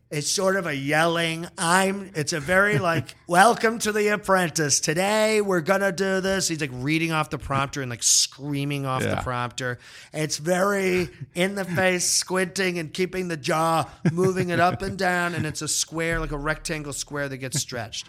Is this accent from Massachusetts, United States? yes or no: yes; Massachusetts, United States; I grew up in Massachusetts in the you know late 70s early 80s